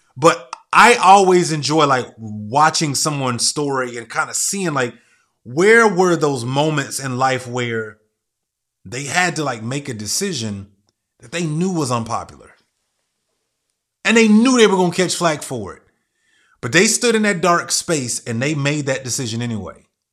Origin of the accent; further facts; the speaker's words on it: United States; I was born and raised here in America